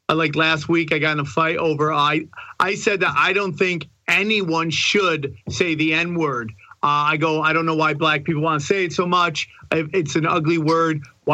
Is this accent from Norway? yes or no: no; Canada; Love being Canadian.